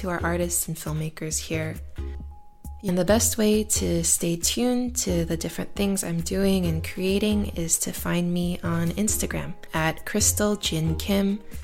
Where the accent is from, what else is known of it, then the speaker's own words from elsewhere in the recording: Marietta, Georgia, United States; also born or lived in Atlanta; I was born in Atlanta and grew up in Marietta